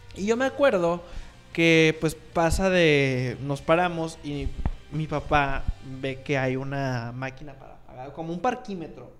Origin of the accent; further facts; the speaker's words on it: Monterrey, Nuevo León, Mexico; como un norteño común y corriente y un norteño que se respeta, pues uno procura ir a Estados Unidos